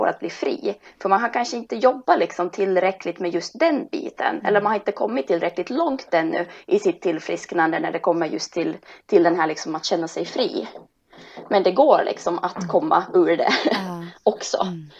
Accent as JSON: {"language": "Swedish", "country": "Finland", "also_born_or_lived": "Helsinki", "moved": "as an adult", "lives_now": "Stockholm, Sweden", "said": "Och jag kommer egentligen från Finland och har bott nu i Stockholm i 20 år"}